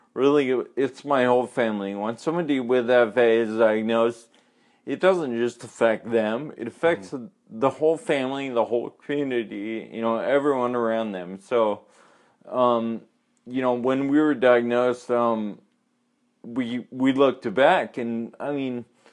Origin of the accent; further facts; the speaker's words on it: California, United States; grew up in a suburb in California